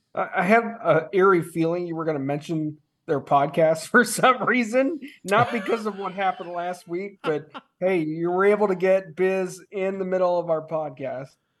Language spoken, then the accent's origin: English; Chicago, Illinois, United States; moved away; I'm from Chicago